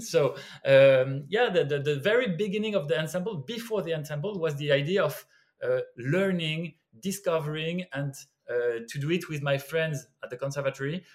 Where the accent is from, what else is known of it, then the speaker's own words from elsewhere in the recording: Brittany, France; English is a second language; moved away; also born or lived in Lyon; I'm from the countryside. I'm from Brittany, and there was no music at all.